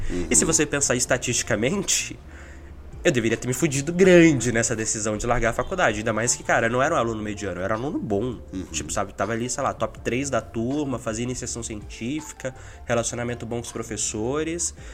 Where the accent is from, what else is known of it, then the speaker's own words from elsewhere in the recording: Minas Gerais, Brazil; now in São Paulo, Brazil; Eu saí de Minas, vim pra São Paulo, morei na casa do Thiago uns seis meses